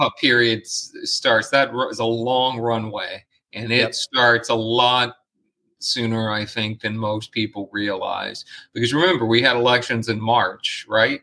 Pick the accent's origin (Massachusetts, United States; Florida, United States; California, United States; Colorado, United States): Florida, United States; Arcadia; I grew up in Arcadia, actually, and uh, which is uh, adjacent to Soto County, is adjacent to Sarasota County, inland